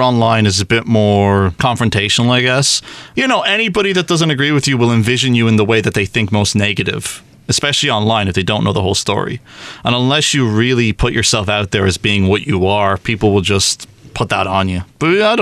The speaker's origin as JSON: {"language": "English", "town": "Belfast", "region": "Northern Ireland", "country": "United Kingdom", "also_born_or_lived": "Beijing, China", "moved": "as an adult", "lives_now": "Taiwan", "said": "originally from Ireland, from Belfast"}